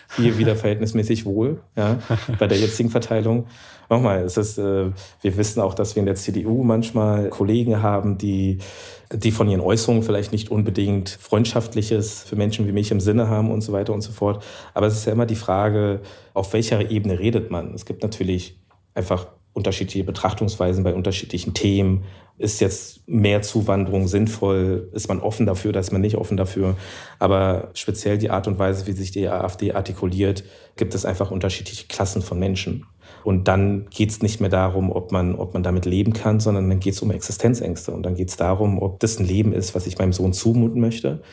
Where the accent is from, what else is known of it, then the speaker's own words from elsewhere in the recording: Germany; ich bin ja auch Deutscher